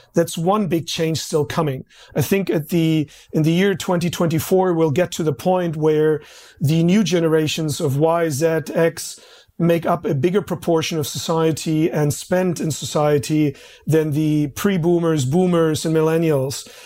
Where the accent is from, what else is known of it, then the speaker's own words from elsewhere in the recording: Berlin, Germany; moved away as an adult; now in Australia; I grew up in East Germany and the communist side